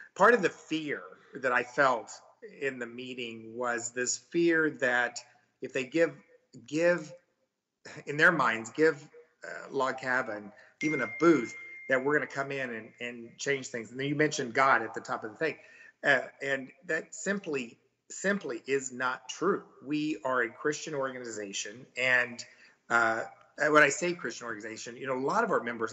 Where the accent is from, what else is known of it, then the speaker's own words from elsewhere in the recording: Missouri, United States; now in Texas, United States; I'm actually from Missouri